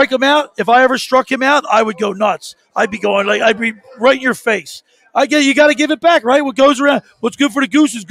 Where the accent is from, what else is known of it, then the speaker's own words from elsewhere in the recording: Collingswood, New Jersey, United States; also born or lived in Ocean City, New Jersey; I grew up in Collingswood